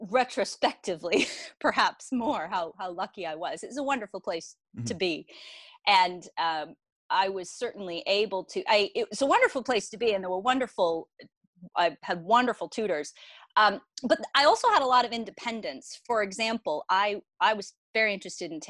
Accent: Maine, United States; moved away as an adult; also born or lived in Boston / New York; now in Brighton, United Kingdom; I grew up in Maine, which is in the northeastern part of the United States

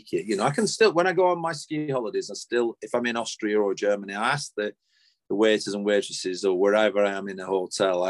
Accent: Clayton-le-Moors, North West England, United Kingdom; I was from Clayton the Moors, so we basically stayed put here

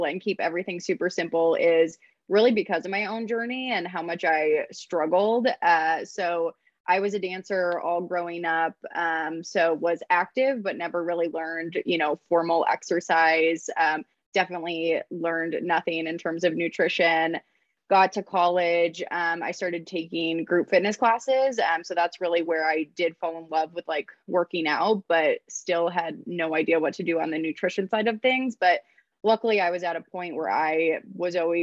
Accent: Ann Arbor, Michigan, United States; also born or lived in Ohio; now in Denver, United States; grew up in Ann Arbor, Michigan

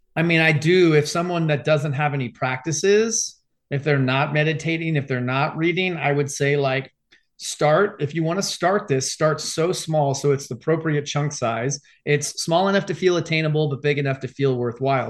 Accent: Arizona, United States; I grew up in Arizona, grew up my whole life playing sports

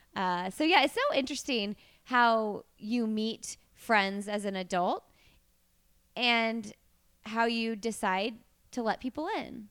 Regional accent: Bloomington, Indiana, United States; now in Indianapolis, United States; I'm from Bloomington, Indiana

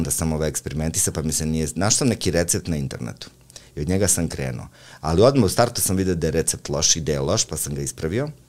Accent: Užice, Zlatibor District, Serbia; ja sam čovjek seljak iz Užica

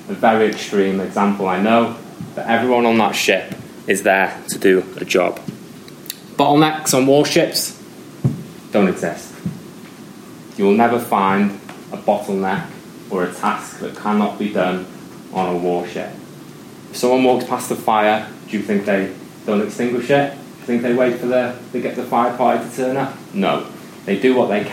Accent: United Kingdom; we're British

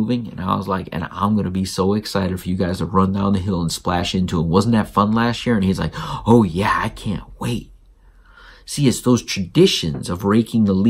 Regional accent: South Florida, United States; now in Georgia, United States; I grew up in South Florida.

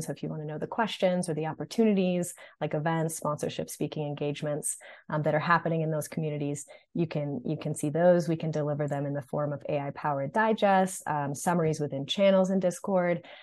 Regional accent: Marblehead, Massachusetts, United States; moved away as an adult; also born or lived in Los Angeles / New York; I'm originally from Marblehead, Massachusetts, which is a tiny town north of Boston

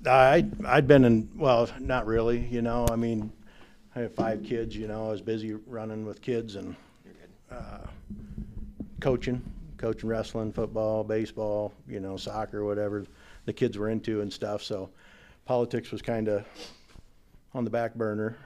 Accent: Northwest Iowa, United States; I grew up in Northwest Iowa

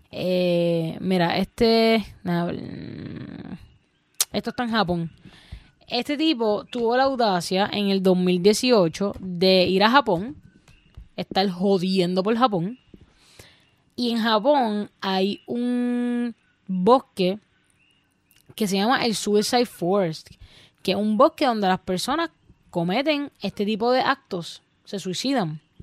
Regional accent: Puerto Rico; no saben de nuestra cultura, no saben nuestro dialecto

